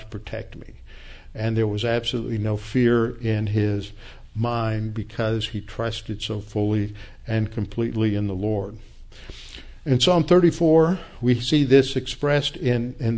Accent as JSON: {"language": "English", "region": "the South", "country": "United States", "said": "I'm a Southerner."}